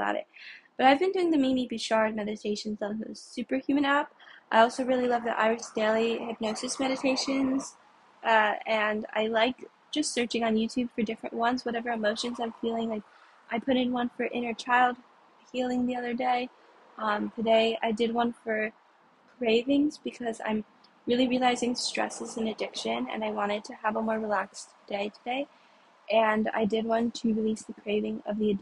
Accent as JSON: {"language": "English", "town": "New York City", "region": "New York", "country": "United States", "said": "I'm from New York City."}